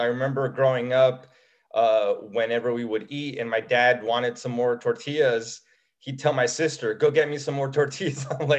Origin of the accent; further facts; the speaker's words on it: United States; Mexican, definitely had a big impact on my upbringing. And despite the fact that I was born in the States